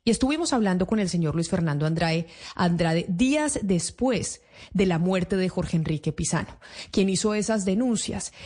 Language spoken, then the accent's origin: Spanish; Colombia